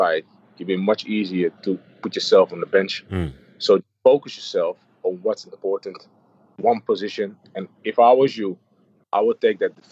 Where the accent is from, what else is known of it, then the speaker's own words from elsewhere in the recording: Amsterdam, North Holland, Netherlands; moved away as an adult; also born or lived in Hamburg; I've been born and raised in Amsterdam. I'm an Amsterdam kid